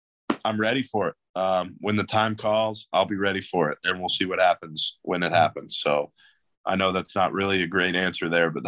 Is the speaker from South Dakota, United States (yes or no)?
no; Virginia, United States; I'm really proud of my hometown. I'm really proud to be from the 804.